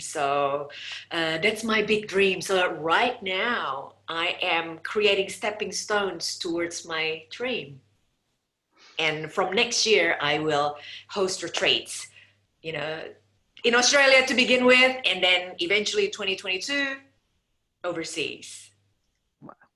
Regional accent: Indonesia; moved away as an adult; I came from Indonesia and I moved here um, in 1996 to marry my first husband

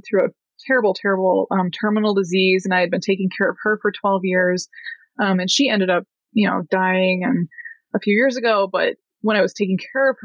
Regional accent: Illinois, United States; moved away as an adult; I grew up in Illinois in a town about 35 miles southwest of Chicago

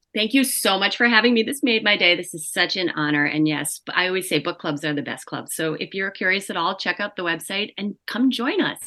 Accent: New York, United States; I am a New Yorker

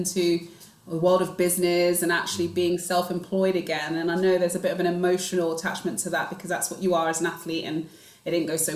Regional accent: London, United Kingdom; I grew up in Northwest London, Stonebridge Park, which is just tucked behind Wembley

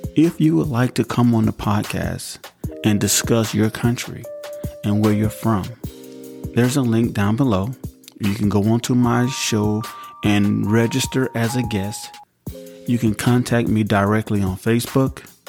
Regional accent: United States

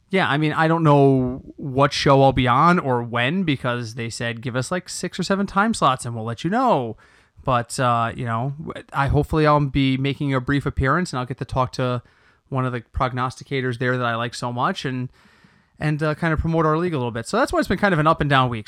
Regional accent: Bridgeport, Connecticut, United States; my hometown baseball team, a fan of mine and Craig's, the Bridgeport Bluefish

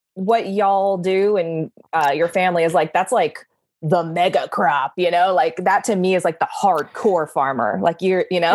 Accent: California, United States; I'm very Californian in that way

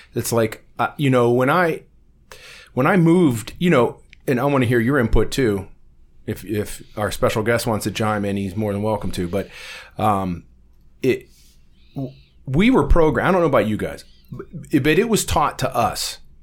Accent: Warren, Ohio, United States; growing up in Warren on the West Side

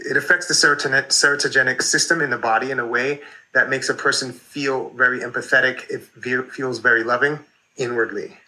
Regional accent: New York, United States; I grew up in New York in the 80s

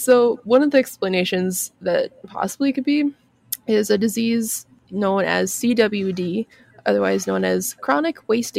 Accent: Appalachia, United States; I'm from the Appalachian Mountains.

